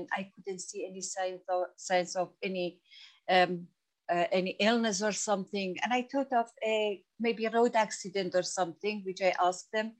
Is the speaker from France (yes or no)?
no; Iran; English is a second language; moved away as an adult; now in United Kingdom; I am Kurdish originally from Iran. And I came as an asylum seeker and refugee to the UK. And I remember when I came to the UK, I couldn't speak a word of English